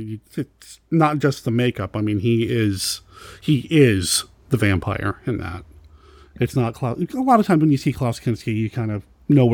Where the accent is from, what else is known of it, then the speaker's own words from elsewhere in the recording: Arizona, United States; born there; I was born in Arizona.